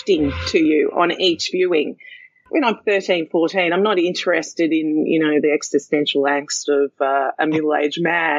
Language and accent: English; Australia; Being Australian